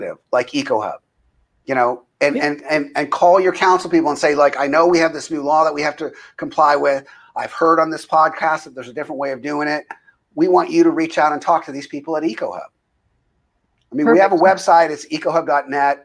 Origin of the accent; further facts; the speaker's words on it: United States; as an American